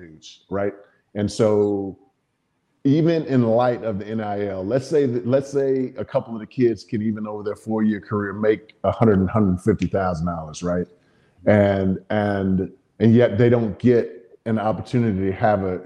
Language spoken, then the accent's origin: English; Midwest, United States; being a Midwestern boy